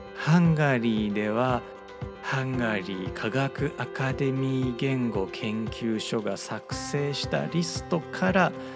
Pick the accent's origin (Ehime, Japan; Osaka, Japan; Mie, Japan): Osaka, Japan; 僕は大阪出身です